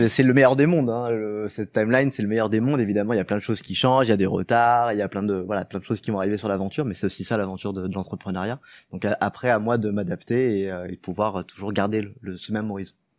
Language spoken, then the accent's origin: French; Lyon, Auvergne-Rhône-Alpes, France; also born or lived in Paris; Je suis lyonnais euh, de base